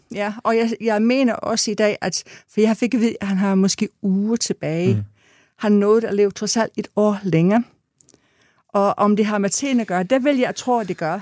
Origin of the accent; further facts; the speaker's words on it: England, United Kingdom; now in Denmark; er født og opvokset i England